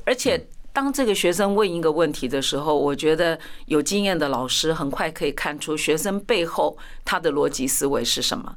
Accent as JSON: {"language": "Chinese", "town": "Tainan", "country": "Taiwan", "tie": "born or raised there", "first_language": "Chinese", "moved": "yes", "lives_now": "Taipei, Taiwan", "said": "我的家乡，我台南人"}